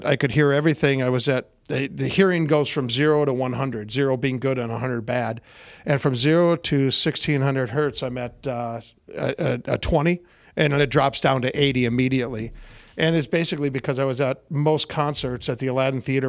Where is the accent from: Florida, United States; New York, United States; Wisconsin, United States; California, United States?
Wisconsin, United States; Racine; also born or lived in Pahrump, Nevada; now in Las Vegas, United States; born and raised in Wisconsin, in the southern half, down by Racine and just south of Milwaukee. And in 79, moved out here to Las Vegas